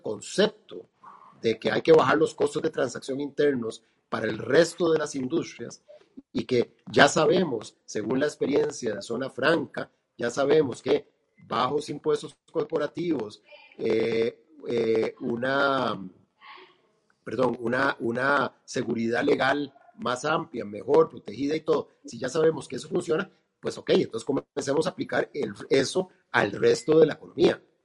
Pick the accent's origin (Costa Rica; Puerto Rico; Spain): Costa Rica; nosotros como ticos